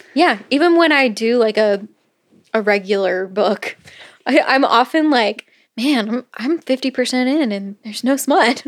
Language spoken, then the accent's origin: English; Florida, United States; growing up in Florida